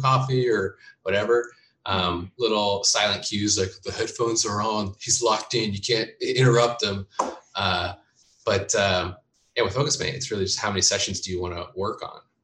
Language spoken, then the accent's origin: English; Bakersfield, California, United States; also born or lived in Oregon / Bay Area / Berkeley / San Francisco; now in Los Angeles, United States; I was born in Oregon uh, and then raised up in Bakersfield, which is uh, just north of LA.